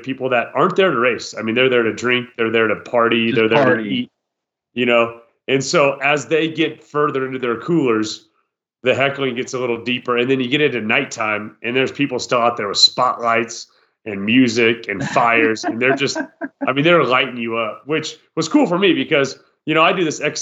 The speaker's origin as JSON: {"language": "English", "region": "Iowa", "country": "United States", "tie": "born or raised there", "said": "as a boy rather, growing up in Iowa"}